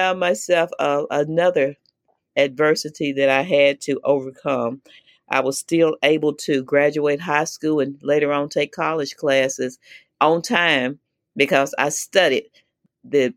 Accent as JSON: {"language": "English", "region": "Mississippi", "country": "United States", "tie": "born or raised there", "said": "I was born 1955 in Mississippi. I grew up in a family of mother, father, nine of us, eight girls and one boy. I guess pretty normal family in Mississippi"}